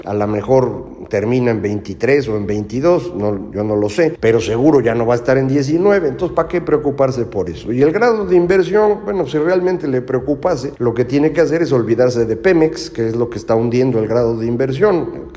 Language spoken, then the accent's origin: Spanish; Mexico